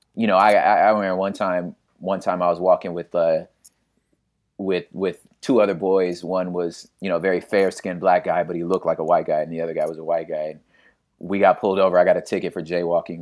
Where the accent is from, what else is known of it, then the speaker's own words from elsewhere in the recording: Los Angeles, California, United States; also born or lived in West Covina, California / La Puente, California; started off in South Central Los Angeles and then, um, kind of between there and, uh, area called the San Gabriel Valley, like West Covina, La Puente area of California.